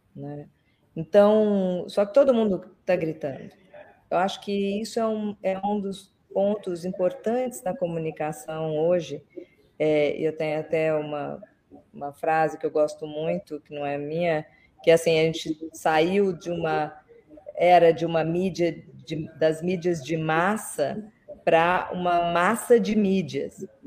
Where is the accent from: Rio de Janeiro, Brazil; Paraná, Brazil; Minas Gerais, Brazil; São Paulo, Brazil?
Minas Gerais, Brazil; Belo Horizonte; moved away; eu sou, eu cresci, estudei em Belo Horizonte